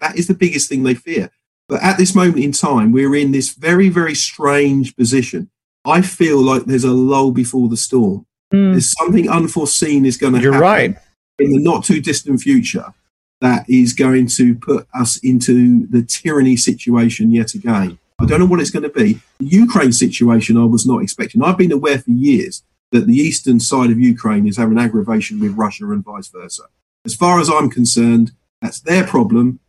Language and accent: English; Milton Keynes, South East England, United Kingdom; in Milton Keynes, my hometown